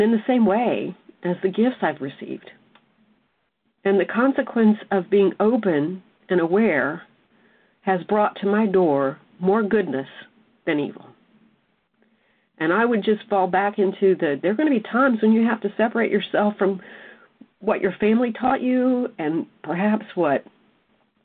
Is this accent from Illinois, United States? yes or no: no; South Mississippi, United States; I was raised in South Mississippi